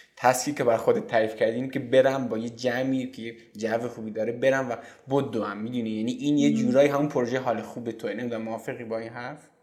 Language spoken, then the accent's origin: Persian; Iran; ما توی این آب و خاک به دنیا اومدیم